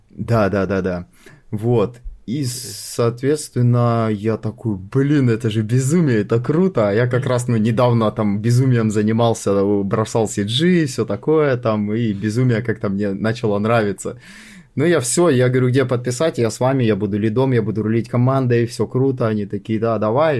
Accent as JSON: {"language": "Russian", "town": "Sochi", "region": "Krasnodar Krai", "country": "Russia", "tie": "born or raised there", "said": "я сам родом из Сочи, и как бы всю карьеру я строил в Сочи"}